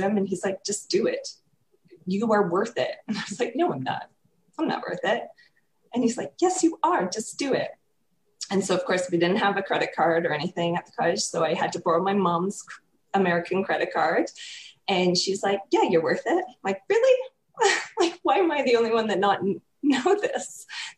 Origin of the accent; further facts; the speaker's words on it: Canada; I'm from Canada